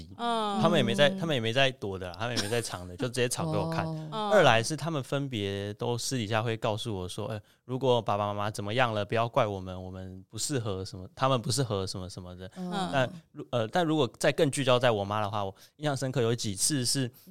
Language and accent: Chinese; Taiwan; 现在吗？嗯、现在我是台湾人啊，对吧？嗯、对吧？但是小时候那种拉扯，我觉得那种那种拉扯造成的认同障